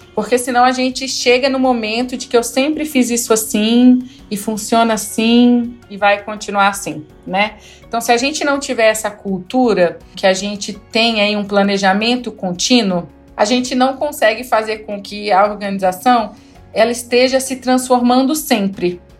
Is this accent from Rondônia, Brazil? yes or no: yes; interior of Rondônia, Brazil; now in Brasília, Brazil; eu sou do interior de Rondônia, de uma cidadezinha aí de 6 mil habitantes